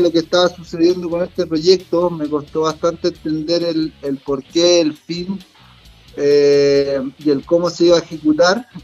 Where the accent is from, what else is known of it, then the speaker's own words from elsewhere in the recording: Santiago, Santiago Metropolitan Region, Chile; Yo soy nacido y criado en Santiago